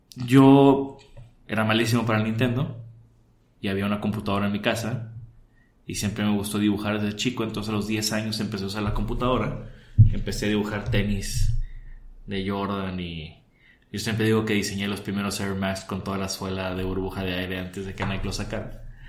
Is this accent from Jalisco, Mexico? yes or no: no; Tampico, Tamaulipas, Mexico; Yo soy de Tampico, ahí crecí